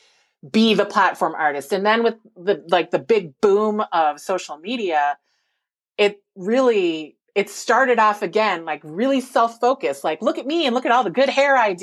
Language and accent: English; Minnesota, United States; growing up in Minnesota and being in a predominantly white environment